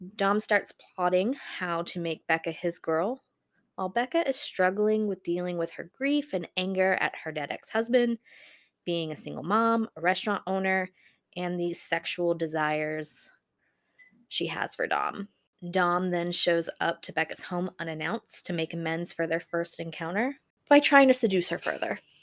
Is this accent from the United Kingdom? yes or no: no; Buffalo, New York, United States; I'm from Buffalo, New York